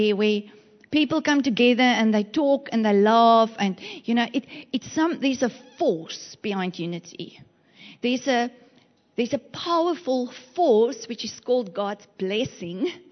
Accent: Western Cape, South Africa; moved away as an adult; now in East London, South Africa; When we arrived in East London, it was the funniest place ever for me, because we come from the Western Cape

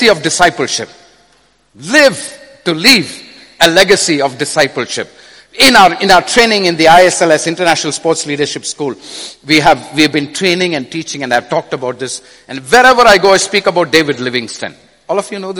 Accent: India; I come from India.

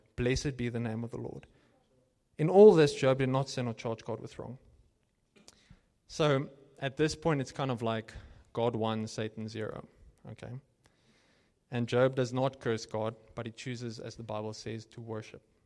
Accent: Cape Town, Western Cape, South Africa; moved away as an adult; now in Johannesburg, South Africa; when I came here from Cape Town

